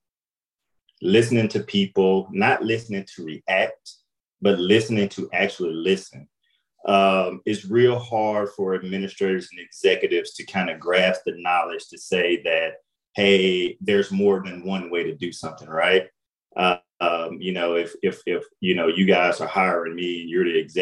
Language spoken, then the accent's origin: English; Jackson, Mississippi, United States; moved away as an adult; now in St. Louis, United States; So I'm from Jackson, Mississippi, you know, a small town